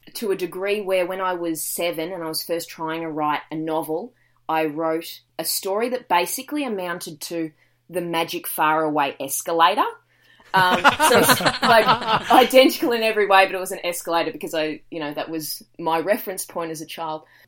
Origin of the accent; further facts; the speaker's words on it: Dandenong Ranges, Victoria, Australia; now in Gold Coast, Australia; I grew up in the Dandenong Ranges